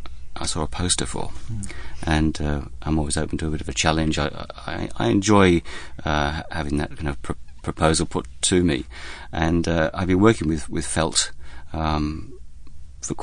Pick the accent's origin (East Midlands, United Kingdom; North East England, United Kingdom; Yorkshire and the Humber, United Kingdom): East Midlands, United Kingdom; Lincolnshire; now in Melbourne, Australia; I come from Lincolnshire on the east coast of England